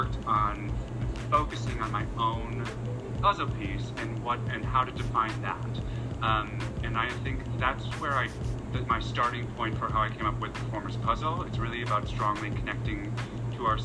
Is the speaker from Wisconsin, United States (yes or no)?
yes; Wisconsin, United States; moved away; I'm originally from Wisconsin